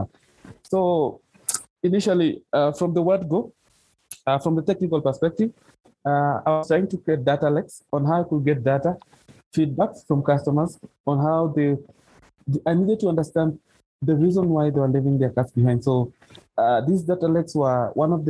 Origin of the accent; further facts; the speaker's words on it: western Kenya, Kakamega County, Kenya; now in Nairobi, Kenya; I grew up in the western side of Kenya, which is Kakamega County